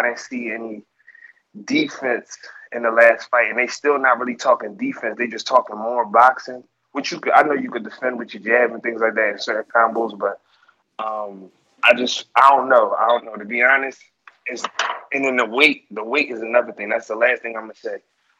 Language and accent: English; Philadelphia, Pennsylvania, United States; I'm from Philly, and that's all I got to say, man.